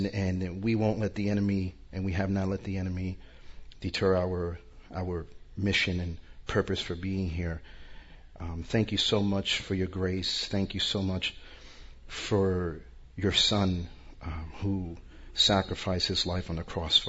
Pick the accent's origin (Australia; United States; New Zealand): United States; New York; now in Orlando, United States; I'm originally from New York, but I live in Orlando now.